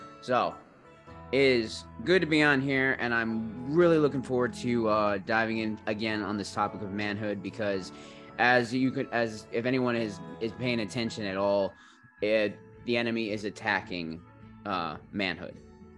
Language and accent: English; Australia; And Malcolm, we're from Down Under, Australia.